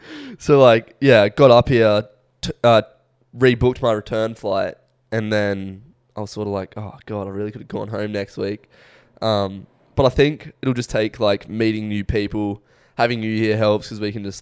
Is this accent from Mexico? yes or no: yes; Mexico; You know, I'm Mexican.